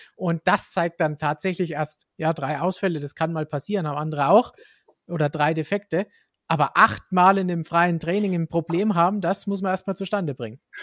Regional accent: Germany; bei uns in Deutschland und Umgebung

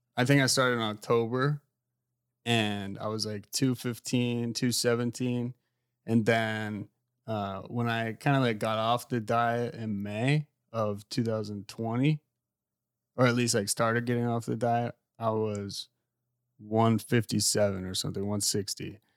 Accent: United States; also born or lived in England; being American

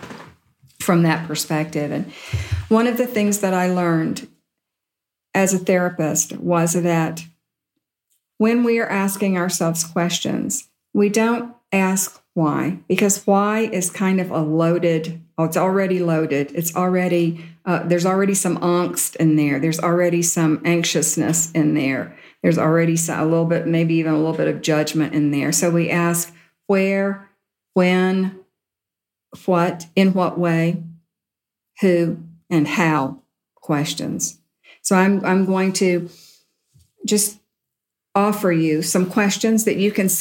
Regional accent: Deep South, United States; I grew up in the Deep South

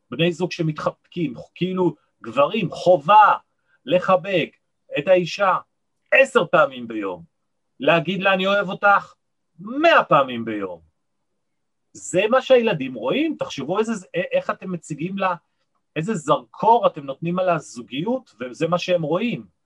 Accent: Nigeria; born there; אבא שלי היה אה, מהנדס ראשי בסולל בונה בארצות חוץ, בניגריה, לכן נולדתי גם באפריקה, בניגריה.

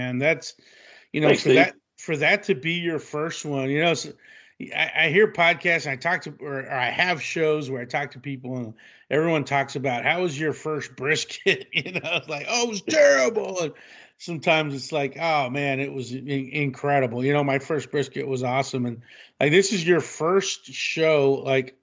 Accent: Abilene, Texas, United States; also born or lived in Lubbock, Texas / San Angelo, Texas; I'm from Abilene, West Texas, and we grew up with country music

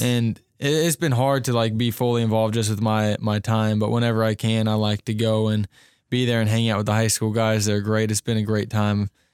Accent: Cincinnati, Ohio, United States; moved away; I'm a junior from Cincinnati, Ohio

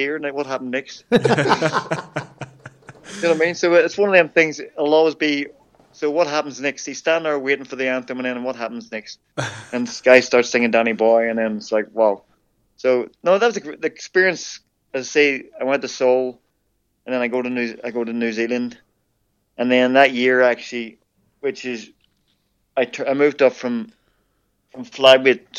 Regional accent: Ireland; as an Irishman

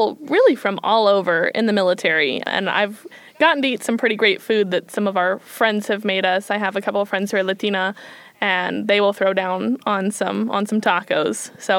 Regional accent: Midwest, United States; I'm from the Midwest

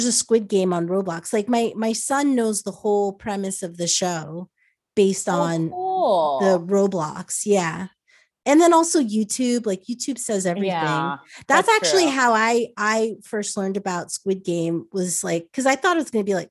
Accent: New Jersey, United States; I grew up in Jersey

